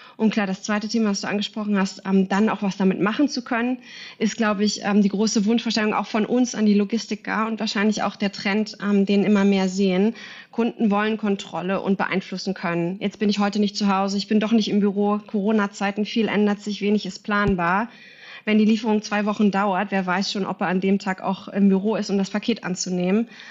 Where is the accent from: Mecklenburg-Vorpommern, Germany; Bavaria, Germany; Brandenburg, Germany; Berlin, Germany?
Berlin, Germany; moved away as an adult; now in Singapore; Ich bin in Berlin, zurück in meine Heimat